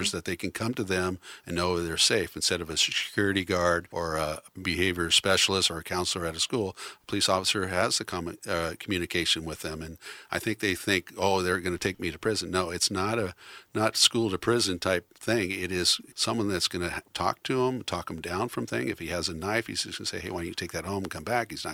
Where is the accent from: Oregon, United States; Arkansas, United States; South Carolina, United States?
Oregon, United States; Newport; I grew up in Newport, Oregon